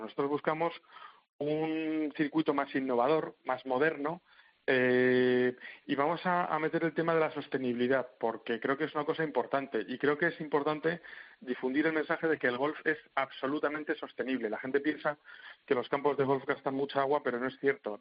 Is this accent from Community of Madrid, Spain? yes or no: yes; Madrid, Community of Madrid, Spain; yo soy de Madrid